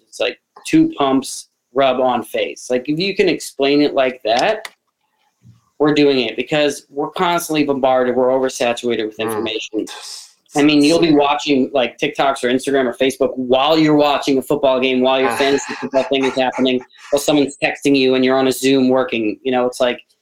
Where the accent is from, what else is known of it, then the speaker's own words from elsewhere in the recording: New York, United States; moved away; also born or lived in Philadelphia; I'm from New York originally